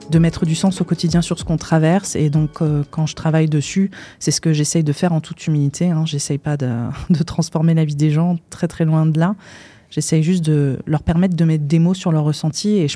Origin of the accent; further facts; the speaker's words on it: India; parce que j'ai grandi en Inde aussi, donc c'est un pays qui repose énormément sur euh, la pratique de l'astrologie.